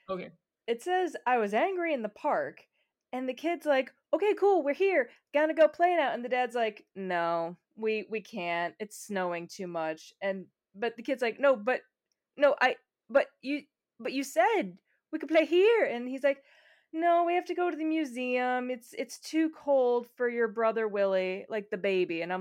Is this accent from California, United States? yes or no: no; Chicago, Illinois, United States; Speaking as someone from Chicago, I'm sure you from Minneapolis, we know snow.